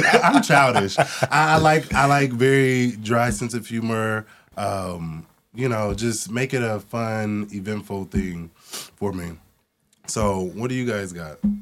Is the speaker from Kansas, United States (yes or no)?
no; Portland, Oregon, United States; moved away; also born or lived in East Coast; growing up in Portland, Oregon